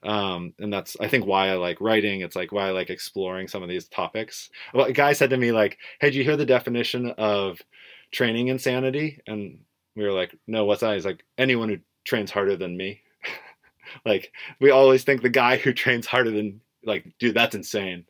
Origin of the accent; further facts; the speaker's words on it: Portland, Oregon, United States; growing up in Portland, Oregon